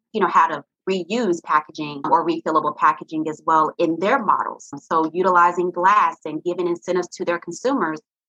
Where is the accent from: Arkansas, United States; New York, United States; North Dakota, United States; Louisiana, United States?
Arkansas, United States; Little Rock; now in Atlanta, United States; I'm originally from Little Rock, Arkansas, but I've been paying taxes here in Atlanta, Georgia for 16 years.